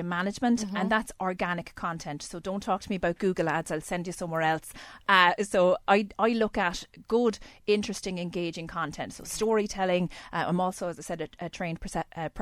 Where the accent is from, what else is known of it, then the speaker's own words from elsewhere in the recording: Ballybunion, Munster, Ireland; moved away as an adult; also born or lived in Cork / New Zealand; now in Kilkenny, Ireland; I'm originally from Ballybunion in County Kerry